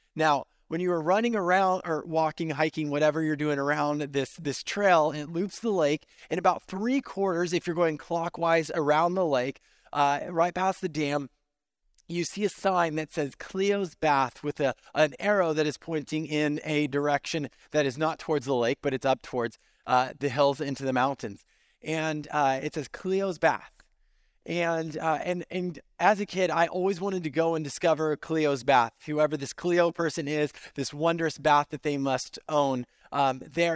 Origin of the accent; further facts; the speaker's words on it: Central Valley, California, United States; now in Central Florida, United States; I grew up in California in the Central Valley